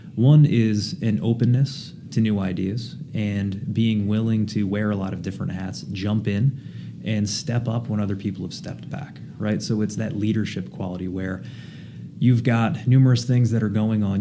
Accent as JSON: {"language": "English", "region": "southern New Jersey", "country": "United States", "tie": "born or raised there", "moved": "yes", "lives_now": "New England, United States", "said": "grew up in southern New Jersey, uh, about five minutes outside of Philly, but on the Jersey side."}